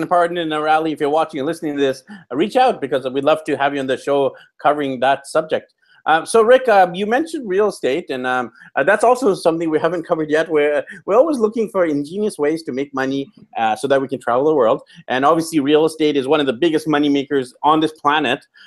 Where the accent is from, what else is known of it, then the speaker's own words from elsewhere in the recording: Vancouver, British Columbia, Canada; I'm born and raised in Vancouver, Canada.